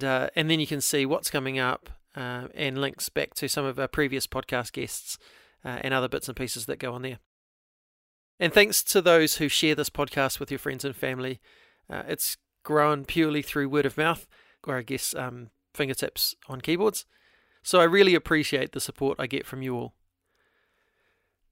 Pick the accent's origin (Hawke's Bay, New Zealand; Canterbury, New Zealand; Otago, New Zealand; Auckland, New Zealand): Hawke's Bay, New Zealand; Hastings; moved away; I'm from Hastings originally